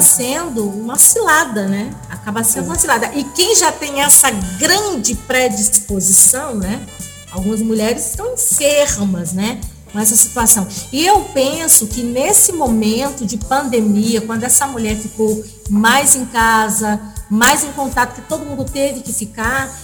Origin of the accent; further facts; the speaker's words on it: Brazil; a gente é brasileiro